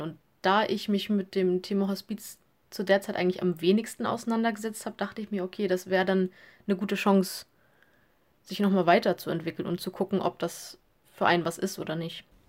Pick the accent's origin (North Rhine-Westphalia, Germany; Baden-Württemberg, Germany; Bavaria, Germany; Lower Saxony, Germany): Lower Saxony, Germany; also born or lived in Hamburg; Ich komme ähm, aus Flesche, das ist am Rande zu Hamburg. Also ich wohne noch in Niedersachsen, aber ich sage immer, ich bin Hamburgerin